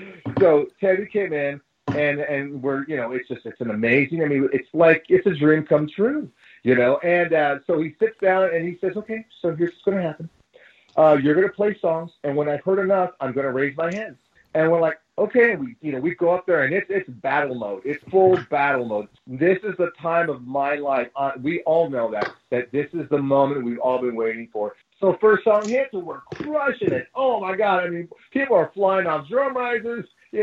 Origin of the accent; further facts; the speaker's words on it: Los Angeles, California, United States; So growing up, where I grew up in Boyle Heights